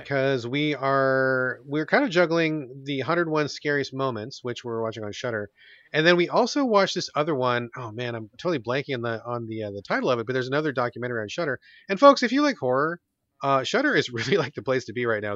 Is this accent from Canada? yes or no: no; United States; growing up in American culture